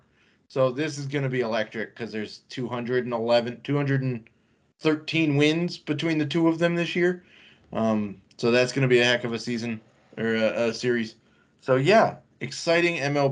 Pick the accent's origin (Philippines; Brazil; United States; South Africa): United States; Washington, District of Columbia; also born or lived in New Jersey; Grew up in D.C.